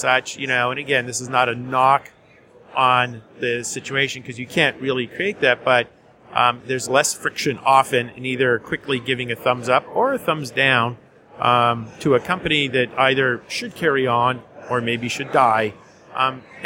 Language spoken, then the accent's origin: English; Winnipeg, Manitoba, Canada; moved away as an adult; now in New York City, United States; I'm from Winnipeg